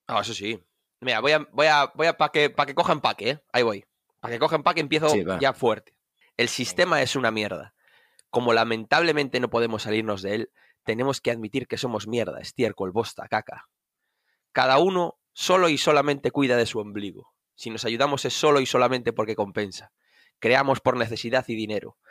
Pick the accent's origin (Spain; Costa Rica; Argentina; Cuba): Spain; Vigo, Galicia; now in Cuntis, Spain; yo soy de Vigo, eh, born in Vigo, pero criado. Bueno, criado en Vigo también, pero ahora vivo en Cuntis